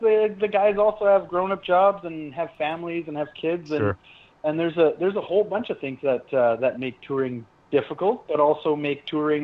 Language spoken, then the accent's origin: English; Calgary, Alberta, Canada; we're from Calgary and that's a city of a million